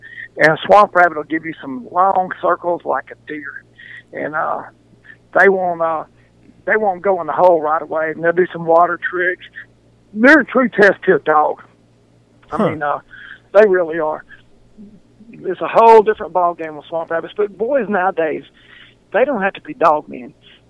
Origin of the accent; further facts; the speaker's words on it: Dodson, Louisiana, United States; I grew up Dodson. You know, that's where I started school at. But my people were pipeline welders. So I think when I was 6 months old, we lived in like eight states.